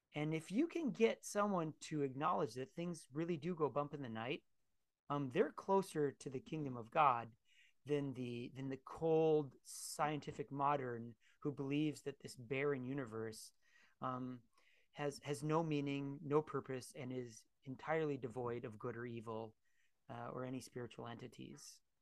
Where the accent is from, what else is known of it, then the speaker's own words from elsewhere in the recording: United States; as American Christians